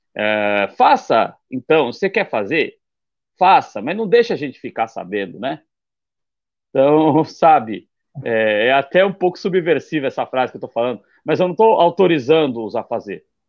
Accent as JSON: {"language": "Portuguese", "country": "Brazil", "said": "como brasileiros"}